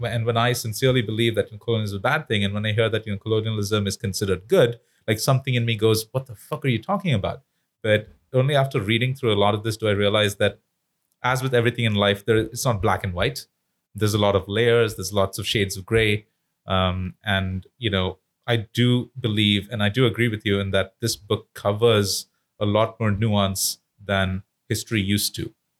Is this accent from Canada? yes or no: no; India; moved away; as an Indian person living in India, studying Indian history